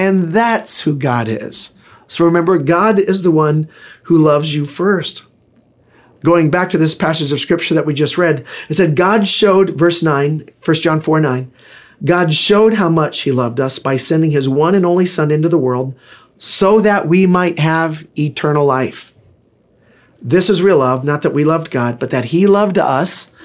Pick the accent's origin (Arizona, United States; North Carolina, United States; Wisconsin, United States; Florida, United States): Florida, United States; Pensacola; I was born in Pensacola, Florida